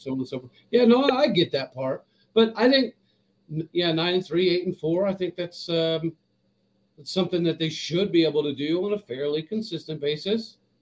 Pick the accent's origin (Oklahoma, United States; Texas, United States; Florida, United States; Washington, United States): Oklahoma, United States; Stillwater; I grew up in Stillwater